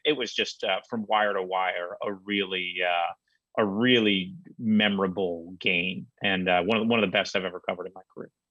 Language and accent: English; Massachusetts, United States; Growing up in Massachusetts